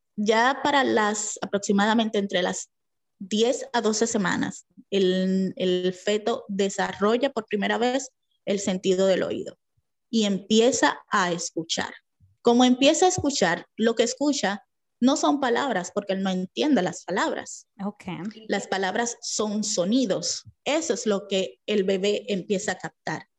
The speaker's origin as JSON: {"language": "Spanish", "country": "Dominican Republic", "said": "Soy dominicana, vivo en Santo Domingo."}